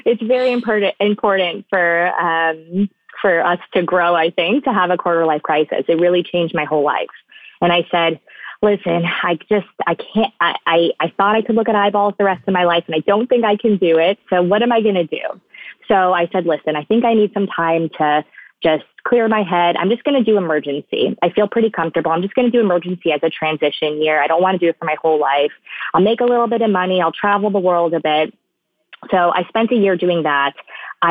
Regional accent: West Palm Beach, Florida, United States; I grew up in South Florida, born and raised there, West Palm Beach area

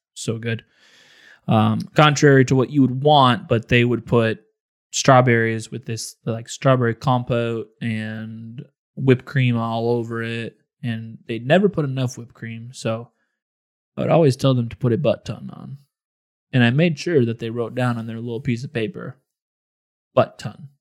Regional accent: Illinois, United States; Growing up in Illinois

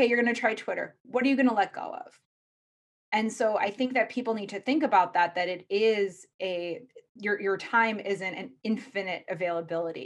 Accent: Midwest, United States; I'm from the Midwest

